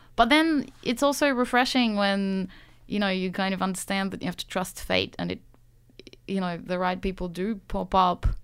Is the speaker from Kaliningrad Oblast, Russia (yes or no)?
no; Saint Petersburg, Russia; also born or lived in Sydney, Australia; now in Australia; I grew up in Saint Petersburg, which is, you know, an old European plant